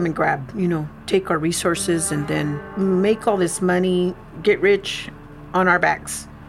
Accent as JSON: {"language": "English", "town": "Niland", "region": "California", "country": "United States", "tie": "born or raised there", "lives_now": "Calipatria, United States", "said": "I grew up in Nyland. My father, he was immigrated from Mexico."}